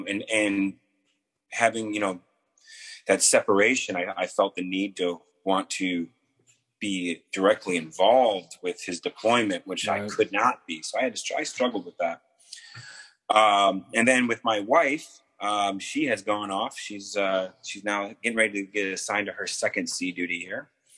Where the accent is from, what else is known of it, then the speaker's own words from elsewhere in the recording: Camp Pendleton, California, United States; born there; before that, I was born on a naval base. I was born in Camp Pendleton. My father is a retired Marine.